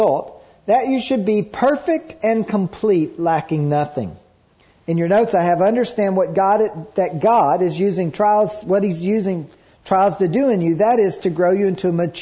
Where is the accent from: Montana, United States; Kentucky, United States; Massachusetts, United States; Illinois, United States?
Kentucky, United States; I grew up in Kentucky